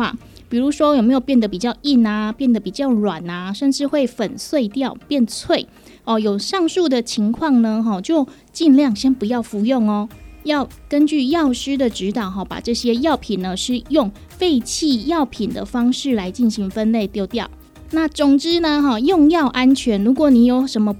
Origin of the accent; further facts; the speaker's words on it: Taiwan; 我们台湾人很喜欢看病拿药，可是拿的药呢，不一定会全部把它整个疗程吃完。